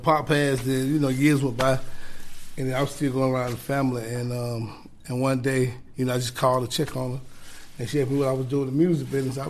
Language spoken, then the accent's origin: English; United States; also born or lived in Atlanta, Georgia, United States / Los Angeles, California, United States; born in Atlanta, raised in L.A.